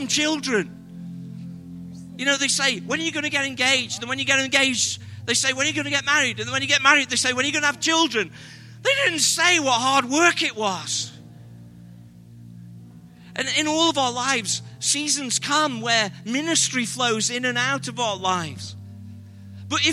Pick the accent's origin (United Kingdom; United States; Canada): United Kingdom; England; We're British